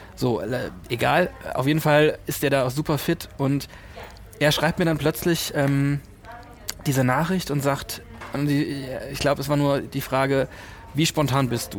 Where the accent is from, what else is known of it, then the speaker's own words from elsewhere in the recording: Kaiserslautern, Rhineland-Palatinate, Germany; moved away as an adult; also born or lived in Cologne; da, wo ich aufgewachsen bin, Kaiserslautern ist sehr nah bei Rammstein